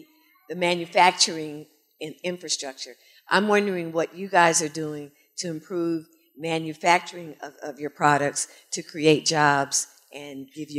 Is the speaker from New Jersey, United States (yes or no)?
no; Washington, District of Columbia, United States; I'm from D.C. South Dakota Avenue.